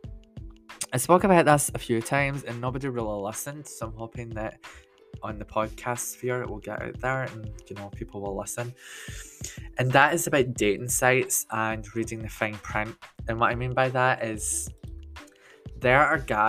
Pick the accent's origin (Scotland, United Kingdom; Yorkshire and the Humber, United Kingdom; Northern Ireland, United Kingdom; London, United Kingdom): Scotland, United Kingdom; I'm 31, that I'm Scottish